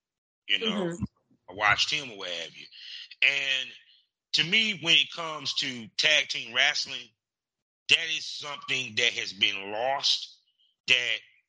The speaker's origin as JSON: {"language": "English", "region": "North Carolina", "country": "United States", "tie": "born or raised there"}